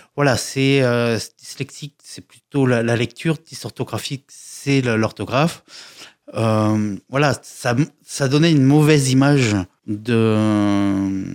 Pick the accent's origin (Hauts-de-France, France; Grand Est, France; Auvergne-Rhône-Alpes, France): Auvergne-Rhône-Alpes, France; Lyon; je suis euh, de Lyon